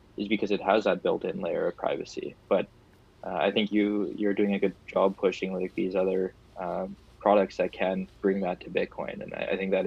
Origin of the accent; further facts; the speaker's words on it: Canada; I'm Canadian, so I want to take pride in my country